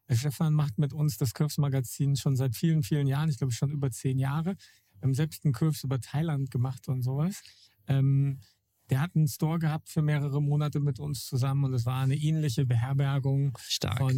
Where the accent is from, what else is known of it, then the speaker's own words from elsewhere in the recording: Wolfhagen, Hesse, Germany; moved away; ich komme ähm, aus einer Gegend, die eigentlich Grüne Hölle heißen sollte, aus äh, Wolfhagen. Das ist so Mittelhessen also weit über, über Frankfurt und da ist im Umfeld eigentlich gar nichts, bis auf kleine, kleine Dörfer.